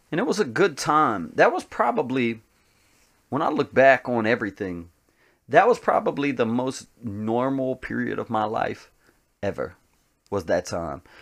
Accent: Tennessee, United States; also born or lived in New Jersey / Colorado / Indiana / Alabama; I mean, I was born in Tennessee, but I've moved out since then. Uh, I've lived in uh, I lived in New Jersey. I lived in uh, Colorado. I lived in um, Indiana. I lived in um, uh, Alabama.

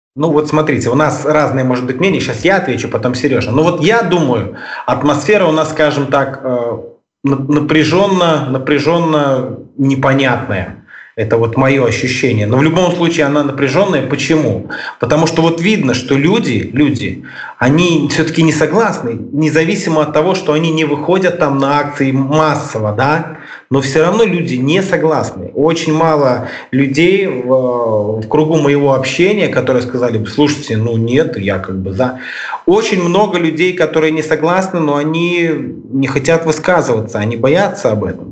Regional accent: Mogilev, Mogilev Region, Belarus; Мы а, группа из Беларуси, из города Могилева

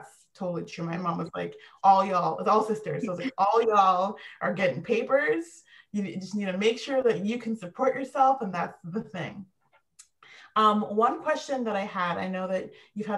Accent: Vancouver, British Columbia, Canada; I was born and raised in Vancouver.

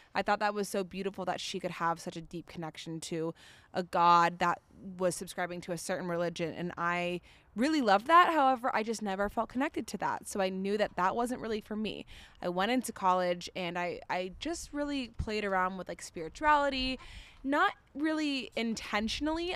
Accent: Florida, United States; now in Denver, United States; We also grew up in Florida

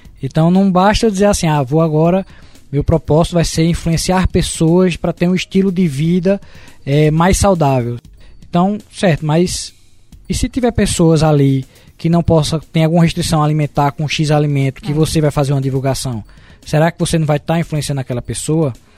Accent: Caruaru, Pernambuco, Brazil; nós somos de Caruaru

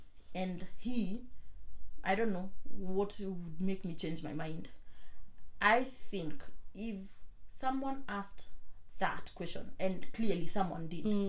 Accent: Kenya; now in England, United Kingdom; I grew up in Kenya. I did not know I was black. Not because I'm not black.

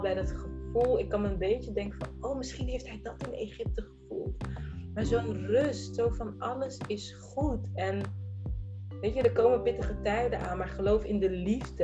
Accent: Rotterdam, South Holland, Netherlands; ik ben gewoon een Rotterdammer

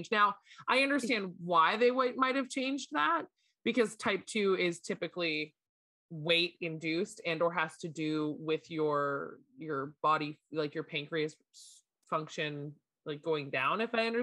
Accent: Canada; at least from my understanding, being a Canadian military spouse.

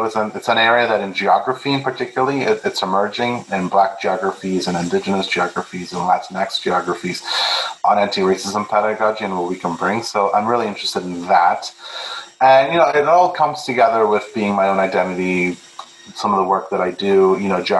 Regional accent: Peru; English is a second language; I was born in Peru, I'm Peruvian, I'm Catholic, so how do I bring that perspective?

